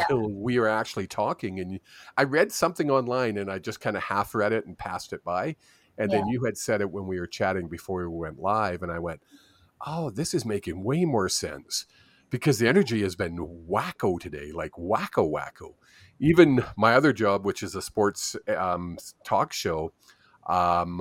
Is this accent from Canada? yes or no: yes; Vancouver, British Columbia, Canada; I grew up in Vancouver